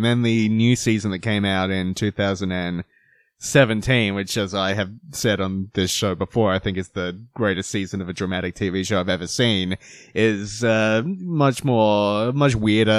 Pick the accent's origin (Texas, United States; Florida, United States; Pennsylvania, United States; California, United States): Pennsylvania, United States; Philadelphia; I'm from Philadelphia.